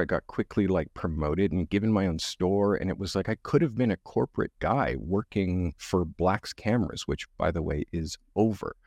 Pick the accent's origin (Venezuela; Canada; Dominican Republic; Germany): Canada; I'm the white black guy 'cause I'm Canadian, and in, in Canada, a, in the education system, you're stripped from your culture. So, I grew up stripped from my culture